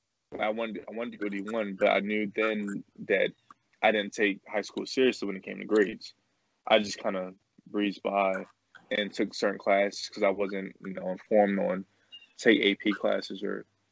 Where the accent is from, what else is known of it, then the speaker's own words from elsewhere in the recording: Glen Burnie, Maryland, United States; I played for Old Mill High School. We're both from Glen Burnie